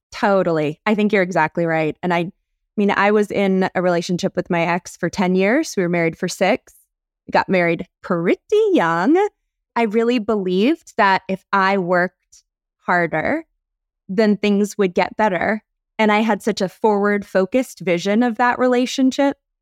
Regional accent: North Carolina, United States; I'm from North Carolina, born and raised

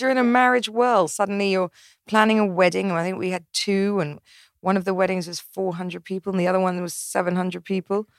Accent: England, United Kingdom; I'm English

